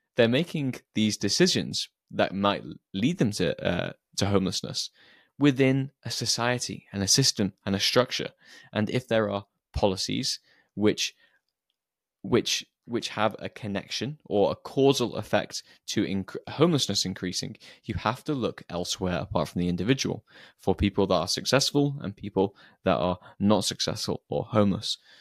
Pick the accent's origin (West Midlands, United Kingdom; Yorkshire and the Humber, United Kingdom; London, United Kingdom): West Midlands, United Kingdom; Shrewsbury; Shrewsbury, which is my hometown